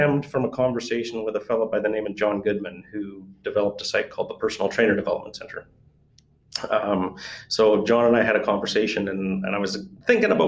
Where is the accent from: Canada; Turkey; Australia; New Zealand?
Canada; being Canadian